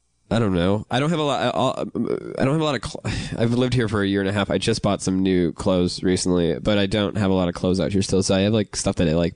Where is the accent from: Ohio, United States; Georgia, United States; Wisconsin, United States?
Wisconsin, United States; Madison; my hometown of Madison, Wisconsin.